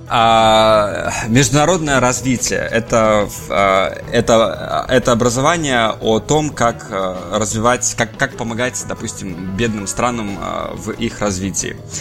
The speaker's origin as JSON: {"language": "Russian", "country": "Belarus", "tie": "born or raised there", "also_born_or_lived": "Saint Petersburg, Russia / Sweden", "moved": "as an adult", "lives_now": "London, United Kingdom", "said": "я вырос сам э, в Беларуси"}